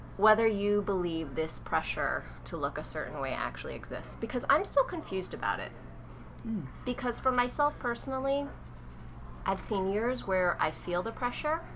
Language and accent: English; New Jersey, United States; I'm from New Jersey